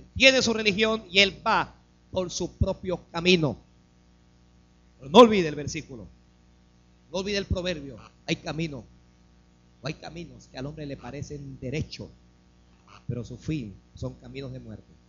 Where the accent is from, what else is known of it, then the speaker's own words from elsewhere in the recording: Panama; Nacimos en Panamá